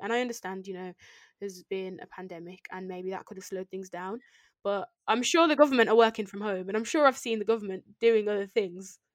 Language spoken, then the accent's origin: English; United Kingdom; I'm born here and I've been educated here and I've grew up here, grown up here.